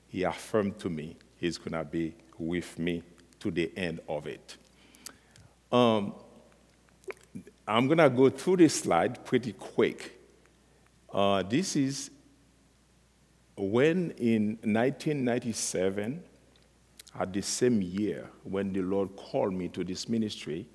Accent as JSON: {"language": "English", "country": "Haiti", "tie": "born or raised there", "said": "I was born in Haiti and raised from a Christian family"}